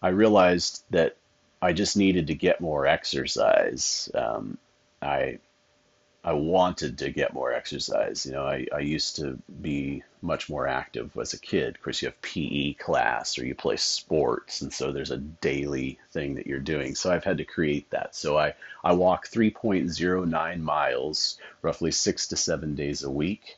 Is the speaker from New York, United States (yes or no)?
no; Medford, Oregon, United States; when I was growing up in Medford